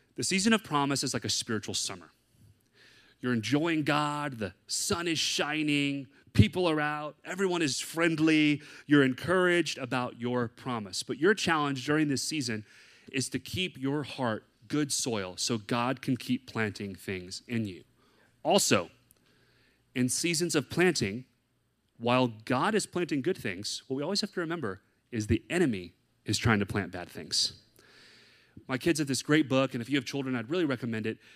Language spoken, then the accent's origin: English; the South, United States; moved away as an adult; now in San Diego, United States; I'm from the South